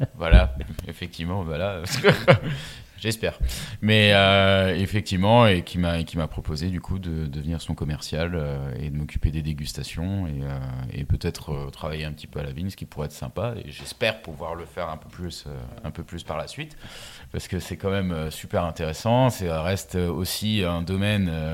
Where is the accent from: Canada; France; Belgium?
France; Mulhouse, Grand Est; je viens de Mulhouse, là où il n'y a pas de vigne